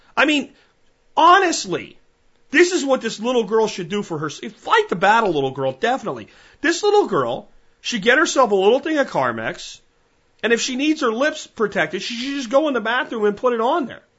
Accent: Texas, United States; as a Texan

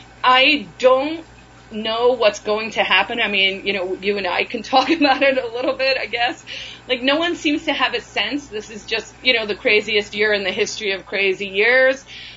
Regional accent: South Africa; And then there are some stories about just growing up in South Africa and how weird that was.

